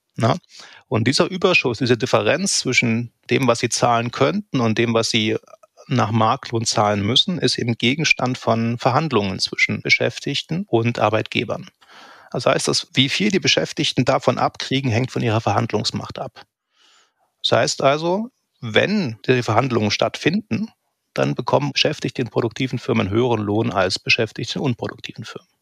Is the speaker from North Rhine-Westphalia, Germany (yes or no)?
no; Eilenburg, Saxony, Germany; ich bin 1978 geboren in Eilenburg. Das ist ein kleines Städtchen so im, im, im Nordosten von Leipzig, Nordsachsen. Und ja, ich habe eine sehr behütete Kindheit gehabt